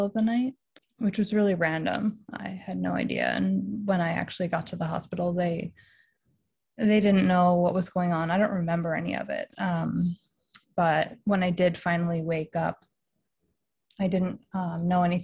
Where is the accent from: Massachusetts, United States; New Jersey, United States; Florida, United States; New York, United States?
Massachusetts, United States; Western; also born or lived in Boston; I am from Western Massachusetts